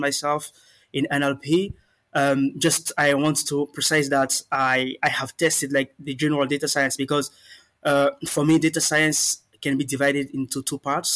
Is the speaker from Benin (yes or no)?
yes; Benin; moved away as an adult; now in France; I'm a Beninese. I come from the Republic of Benin, and I've been residing in France for like 8 years now